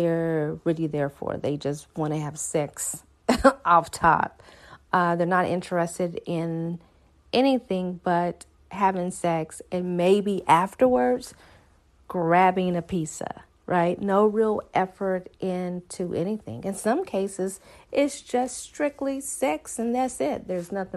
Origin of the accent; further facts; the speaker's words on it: the South, United States; I'm from the South